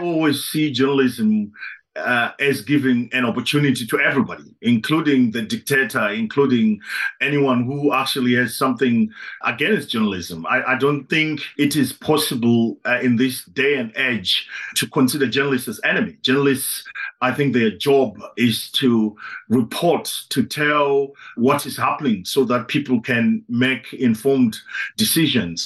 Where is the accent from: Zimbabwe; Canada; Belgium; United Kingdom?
Zimbabwe; now in Netherlands; I was born in Zimbabwe